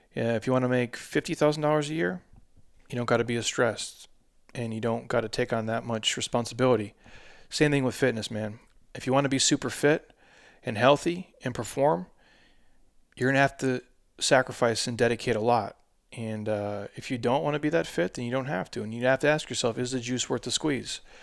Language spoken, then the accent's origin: English; Midwest, United States; I'm a dude from the Midwest